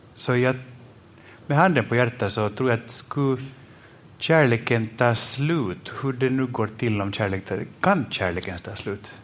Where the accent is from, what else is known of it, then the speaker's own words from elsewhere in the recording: Finland; jag är från Finland